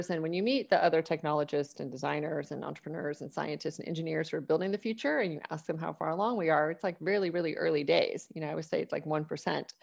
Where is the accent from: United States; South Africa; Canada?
United States; Atlanta, Georgia; now in Austin, United States; I grew up in Atlanta.